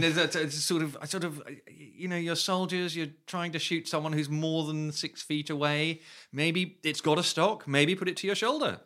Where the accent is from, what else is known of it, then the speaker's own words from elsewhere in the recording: United Kingdom; I grew up near London in the eighties